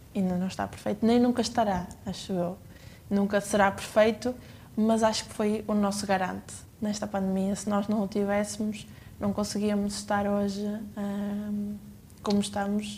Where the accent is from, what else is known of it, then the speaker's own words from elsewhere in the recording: Penafiel, Porto District, Portugal; a minha cidade natal eh, e, e tenho, tenho muito orgulho em ser de, de Penafiel